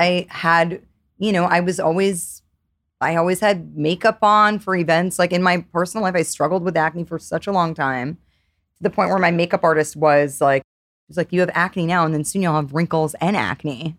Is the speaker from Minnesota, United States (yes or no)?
no; New York, United States; I grew up in New York